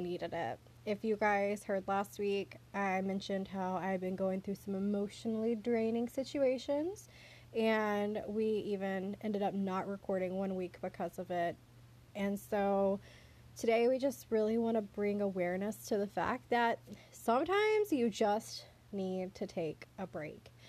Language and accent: English; the South, Southern United States, United States; accent: southern; country accent; that's the southern in us